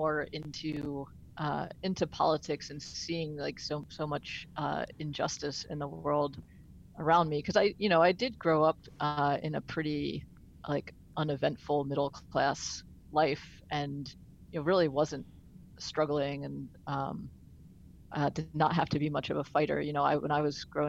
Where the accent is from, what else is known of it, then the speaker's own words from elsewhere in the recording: outside of Baltimore, Maryland, United States; moved away as an adult; now in West Virginia, United States; I grew up outside of Baltimore.